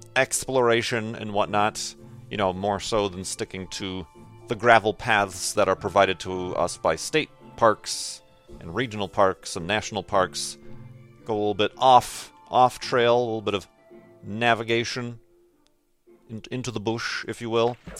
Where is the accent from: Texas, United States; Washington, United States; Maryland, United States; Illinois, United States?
Illinois, United States; Chicago; now in Arizona, United States; I live away from my hometown. Originally from the Chicago area, but now out here in Arizona